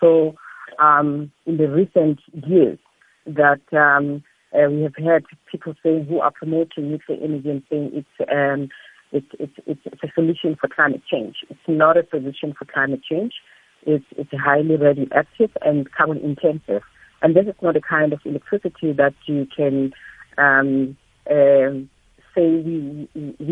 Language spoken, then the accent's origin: English; Soweto, Gauteng, South Africa; Growing up in Soweto from a poor background